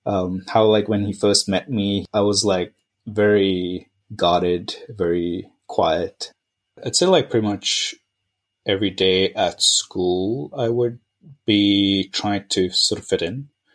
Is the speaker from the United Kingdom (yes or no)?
no; Dubai, United Arab Emirates; also born or lived in India / Napier, New Zealand / Sydney, Australia; So in India, that's where I was born. But I grew up in Dubai, Napier in New Zealand, and then Sydney in Australia.